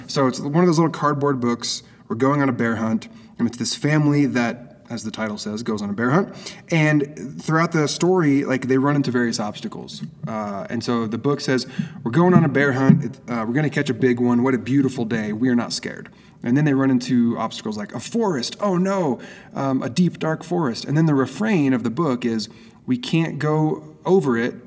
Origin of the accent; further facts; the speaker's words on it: Oregon, United States; moved away as an adult; also born or lived in Phoenix; now in San Diego, United States; My wife and I both okay. grew up in Oregon